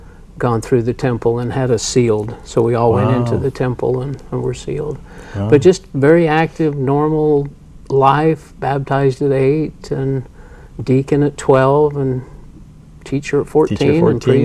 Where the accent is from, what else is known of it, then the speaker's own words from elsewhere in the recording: Salt Lake City, Utah, United States; also born or lived in Gunnison, Utah; I was born in Gunnison, Utah, and was raised here in Salt Lake, went to South High and up the U.